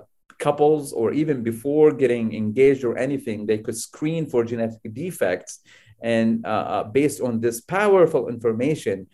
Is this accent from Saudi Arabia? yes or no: yes; Al-Ahsa, Eastern Province, Saudi Arabia; also born or lived in United States; now in Riyadh, Saudi Arabia; me coming from Al Ahsa in East Coast Saudi Arabia